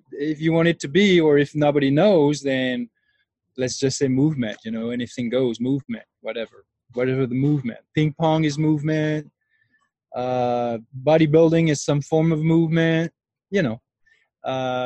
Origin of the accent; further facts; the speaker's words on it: France; moved away as an adult; now in New Mexico, United States; I'm originally from France. And I moved to the U.S. about 10 years ago.